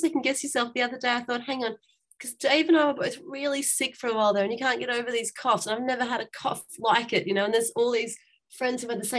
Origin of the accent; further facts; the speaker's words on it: Melbourne, Victoria, Australia; I'm from Melbourne, which was the most lockdown city in the world